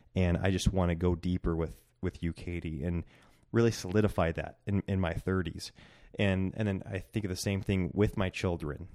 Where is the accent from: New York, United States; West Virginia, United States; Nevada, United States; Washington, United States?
Washington, United States; Centralia; also born or lived in Bend, Oregon; now in Coeur d'Alene, United States; And then we moved to my hometown in Centralia, Washington, and we were there 'cause it was my family's town.